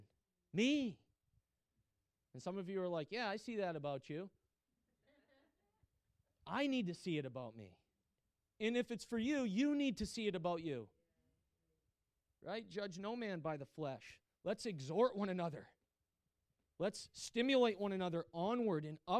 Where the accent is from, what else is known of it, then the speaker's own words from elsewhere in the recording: United States; I'm really American.